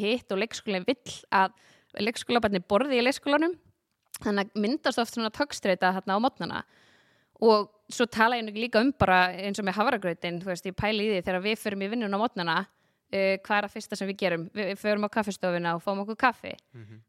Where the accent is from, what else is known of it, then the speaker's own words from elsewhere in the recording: Garðabær, Capital Region, Iceland; also born or lived in Reykjavík / Hafnarfjörður; ég er sem sagt uh, ólst upp í Garabæ